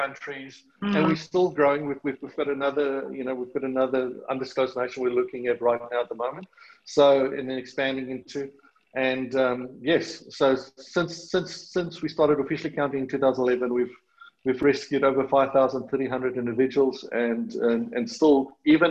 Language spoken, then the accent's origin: English; South Africa; accent: South African; moved away as an adult; now in Australia; excuse the South African accent, it's never going to go away. I've been living in Australia